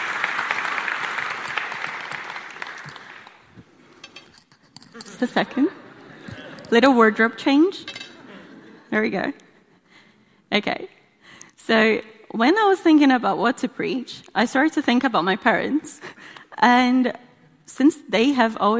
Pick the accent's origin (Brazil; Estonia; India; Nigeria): Brazil; moved away; in case you're trying to work out where my accent's from. I'm from Brazil.